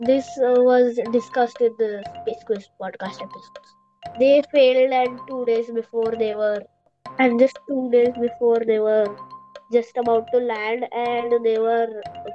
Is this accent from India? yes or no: yes; Mumbai, Maharashtra, India; I'm from Mumbai, Maharashtra, and I am 10 years old.